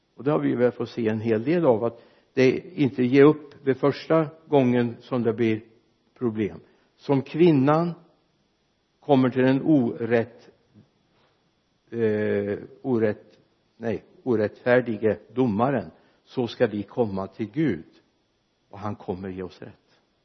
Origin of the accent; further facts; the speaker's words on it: Mariestad, Västra Götaland, Sweden; hemma i Victoriakyrkan i Mariestad när jag var liten grabb